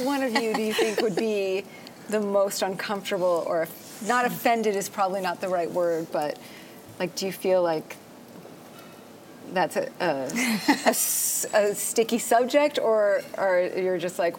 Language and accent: English; Ohio, United States; I grew up in Ohio.